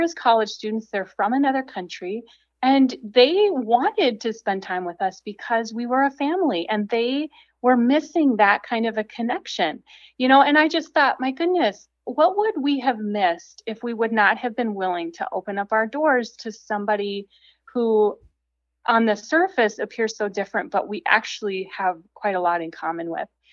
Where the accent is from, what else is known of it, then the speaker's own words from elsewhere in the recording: Minnesota, United States; I'm from Minnesota, and so I grew up in a small town that was basically everyone looked like me